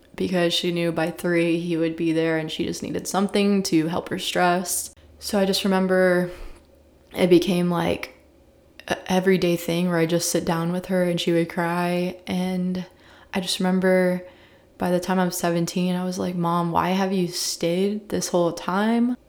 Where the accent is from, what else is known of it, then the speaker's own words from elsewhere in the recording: Columbia, Missouri, United States; I was raised in Columbia, Missouri, small little liberal town in the middle of Missouri